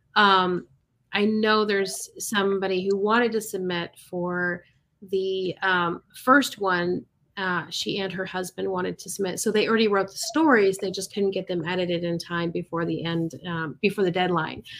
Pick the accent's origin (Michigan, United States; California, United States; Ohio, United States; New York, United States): Michigan, United States; moved away; I'm originally from Michigan